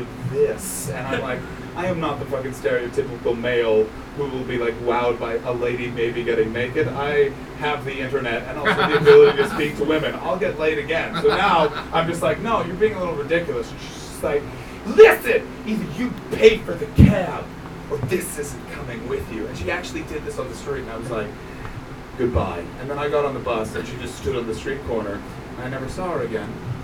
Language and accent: English; Canada; I am from Canada. We don't have posh people there